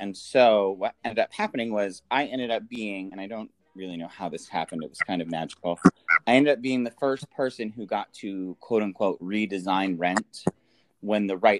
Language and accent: English; Binghamton, New York, United States; I grew up in Binghamton, New York, which is in the Triple Cities southern tier region of New York State. And it's sort of a backwards small town, but it's also not. It's got a lot of culture and creativity